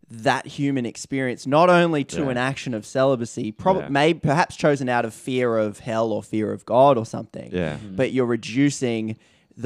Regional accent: Australia; we're Australian

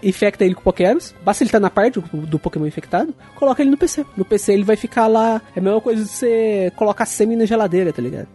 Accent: Brazil; eu sou brasileiro

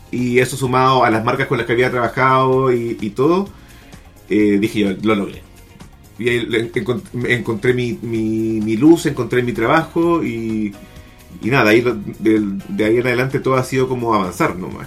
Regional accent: Chile; soy un fotógrafo chileno que fotografía hombres desnudos

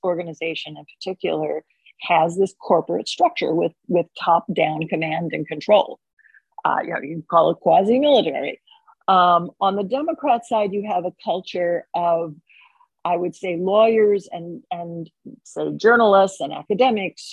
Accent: Oklahoma, United States; my home state of Oklahoma

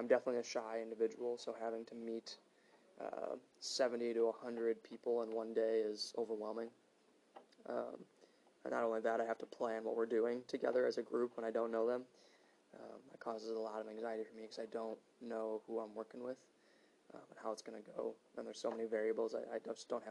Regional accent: Hales Corners, Wisconsin, United States; moved away as an adult; also born or lived in Minnesota; I'm from Hales Corners, Wisconsin. So I grew up about 15-20 minutes away from downtown

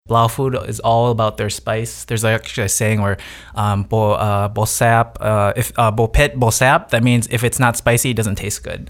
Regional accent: Janesville, Wisconsin, United States; moved away as an adult; also born or lived in Madison, Wisconsin / Hawaii; now in California, United States; I was raised in Janesville, Wisconsin

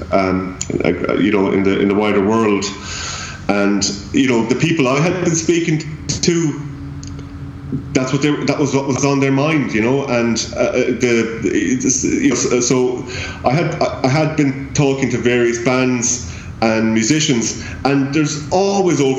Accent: Limerick, Munster, Ireland; the music that's in my hometown

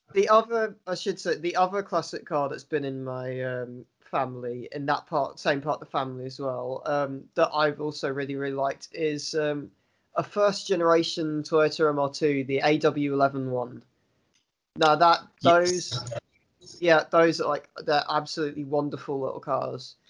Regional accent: London, United Kingdom; now in Swansea, United Kingdom; I was born in Britain. I've lived in Britain my entire life. I lived in, grew up in London initially, and now I live in Swansea.

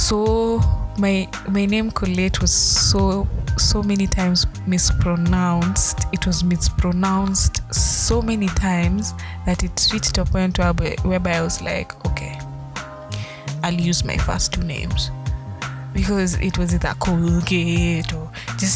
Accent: Kenya; Being African, being Kenyan specifically, to be more and more specific, being Luya

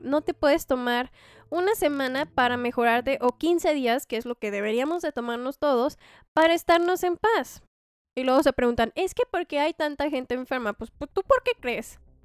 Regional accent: Mexico; como mexicanos

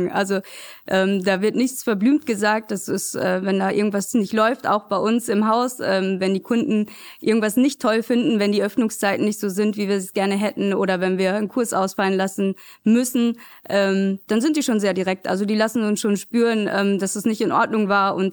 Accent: Essen, North Rhine-Westphalia, Germany; ich bin in Altenessen geboren, bin auch in Altenessen tatsächlich zum Kindergarten gegangen, ähm, bin dann in ein kleines Zechenhäuschen mit meinen Eltern gezogen in Vogelheim. Ähm, bin da groß geworden

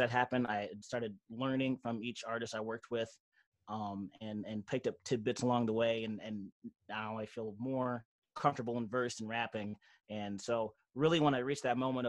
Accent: Auburn Hills, Michigan, United States; I'm from the Mitt, Michigan. Those don't know, Auburn Hills

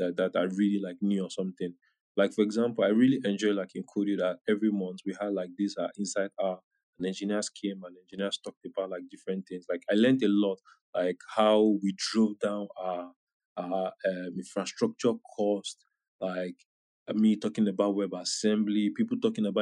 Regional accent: Nigeria; I'm Nigerian too

